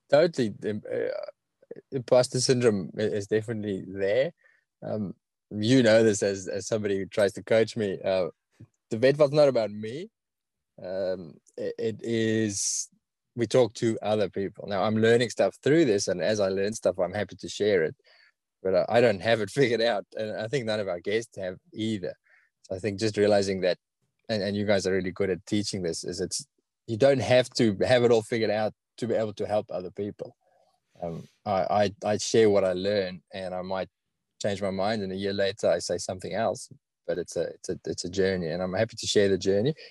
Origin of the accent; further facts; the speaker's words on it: South Africa; accent: South African; now in Australia; I've got a really strong South African accent.